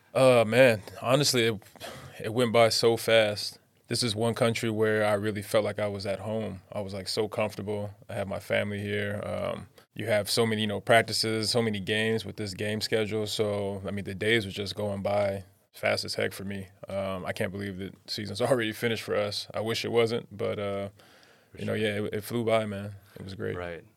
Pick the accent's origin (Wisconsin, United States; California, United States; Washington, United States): California, United States; Pomona; moved away as an adult; now in Taiwan; it was rough growing up in Pomona